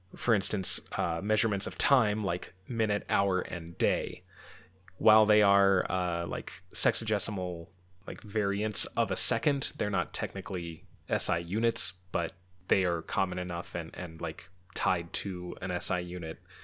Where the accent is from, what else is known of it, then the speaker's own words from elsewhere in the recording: United States; especially as an American